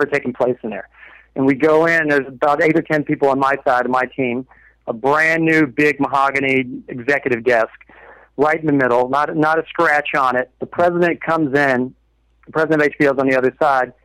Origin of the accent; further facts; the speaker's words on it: Kentucky, United States; I'm a hillbilly from Kentucky